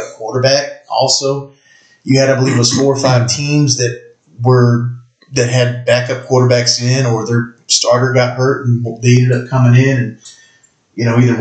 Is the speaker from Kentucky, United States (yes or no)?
yes; Eastern Kentucky, United States; moved away; I'm originally from Eastern Kentucky